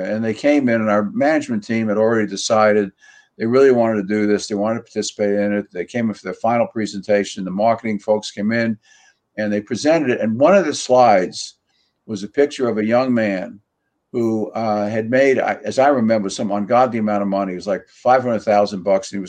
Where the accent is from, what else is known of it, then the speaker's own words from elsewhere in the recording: New York City, New York, United States; the way you and I were raised in Queens, the environment we were raised in, we were nurtured in a community, both in an apartment